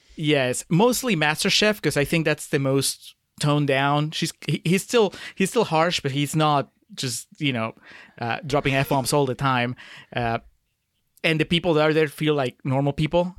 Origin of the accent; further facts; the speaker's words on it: Peru; moved away as an adult; I grew up in Peru.